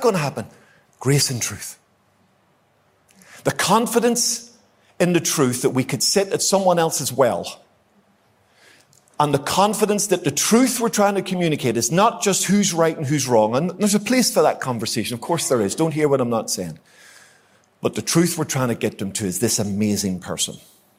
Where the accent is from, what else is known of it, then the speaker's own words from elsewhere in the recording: Ulster, Northern Ireland, United Kingdom; I like an argument, as you might know, being an Ulsterman